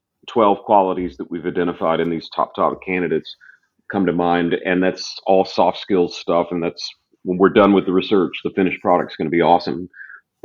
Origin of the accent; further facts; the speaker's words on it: the South, United States; I was raised in the South